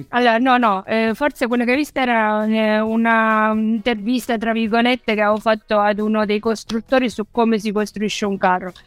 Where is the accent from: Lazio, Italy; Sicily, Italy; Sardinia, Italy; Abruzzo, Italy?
Sicily, Italy; Acireale; now in Viareggio, Italy; da Cireale più o meno funziona così, che è il mio paese d'origine